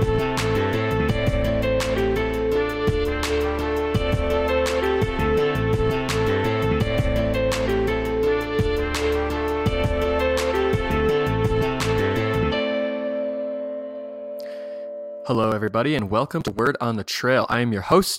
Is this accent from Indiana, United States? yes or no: no; New York, United States; we were about that same age in the New York skiing Bill Koch community